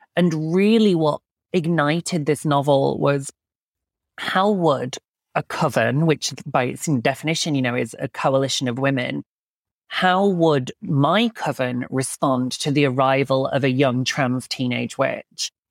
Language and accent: English; Yorkshire and the Humber, United Kingdom; where I grew up in Yorkshire